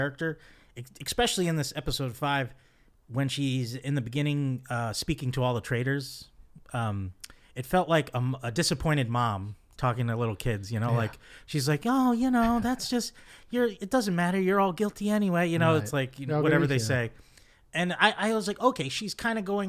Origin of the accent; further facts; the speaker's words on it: New Jersey, United States; I'm from Dirty Jersey